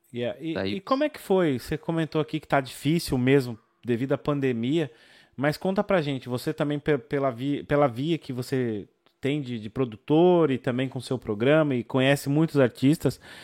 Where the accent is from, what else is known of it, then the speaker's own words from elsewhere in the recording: São Paulo, Brazil; eu sou do Capão Redondo